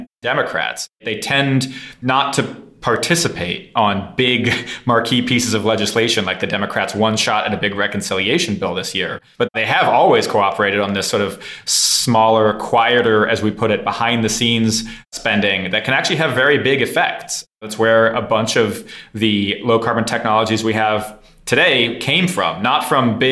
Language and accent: English; San Francisco, California, United States; also born or lived in Midwest; I was raised first in the Midwest and then in San Francisco, California